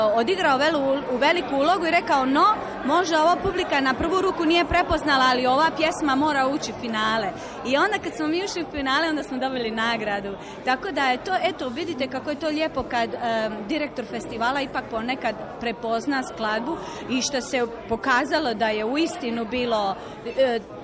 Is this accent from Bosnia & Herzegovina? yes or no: no; Trogir, Split-Dalmatia County, Croatia; also born or lived in Zagreb, Croatia; now in Philadelphia, United States; kad sam ja iz Trogira, jedne male sredine, recimo i glazbene sredine, došla u Zagreb